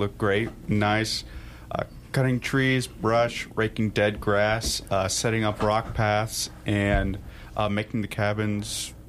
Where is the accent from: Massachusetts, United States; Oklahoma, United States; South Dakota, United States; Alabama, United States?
South Dakota, United States; Pierre; I'm from Pierce, South Dakota, so this ain't new to me.